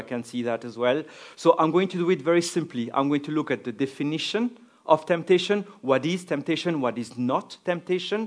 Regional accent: France; accent: French; English is a second language; now in Cork, Ireland

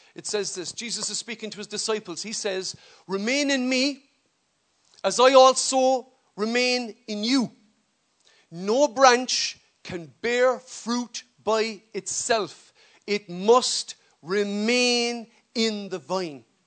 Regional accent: Ireland; as we say in Irish.

